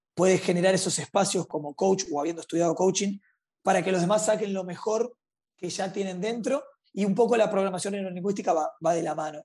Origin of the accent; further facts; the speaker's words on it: Montevideo, Uruguay; nací y crecí en, en, Montevideo, Uruguay